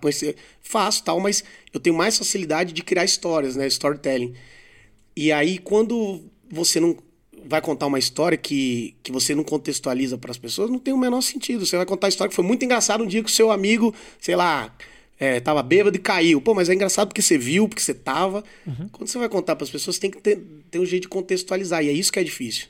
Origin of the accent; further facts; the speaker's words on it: Vitória, Espírito Santo, Brazil; now in São Paulo, Brazil; Eu sou de Vitória